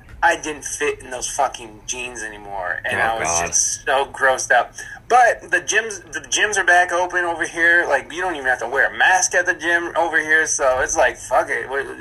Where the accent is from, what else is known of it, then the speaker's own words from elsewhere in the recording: Ohio, United States; moved away as an adult; also born or lived in California; I came from Ohio, went to California, and I came back